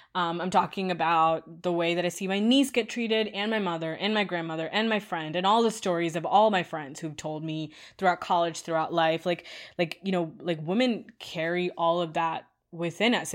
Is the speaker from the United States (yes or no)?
no; India; moved away; I grew up in India